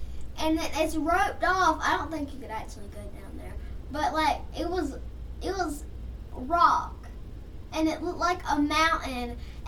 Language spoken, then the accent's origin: English; England, United Kingdom; So I'm England.